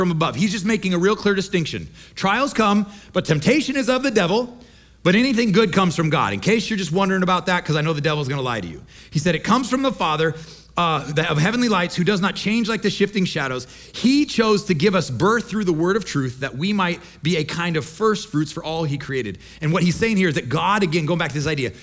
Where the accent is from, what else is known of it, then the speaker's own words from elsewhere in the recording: Midwest, United States; moved away as an adult; I grew up in the Midwest, we like to fish.